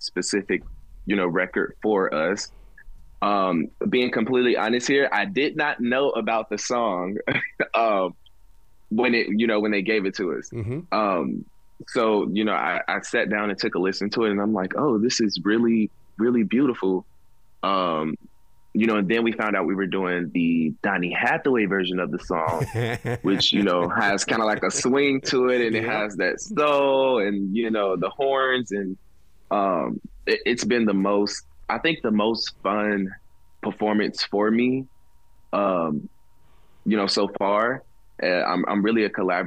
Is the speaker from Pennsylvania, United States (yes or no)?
no; Gary, Indiana, United States; I'm from Gary, Indiana